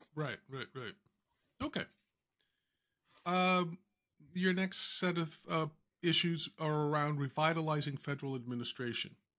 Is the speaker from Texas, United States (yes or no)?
no; New York, United States; I'm from the Bronx